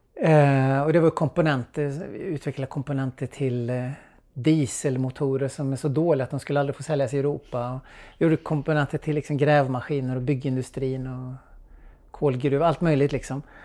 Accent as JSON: {"language": "Swedish", "town": "Trollhättan", "region": "Västra Götaland", "country": "Sweden", "tie": "born or raised there", "said": "Jag växte upp i Trollhättan på 1980-talet"}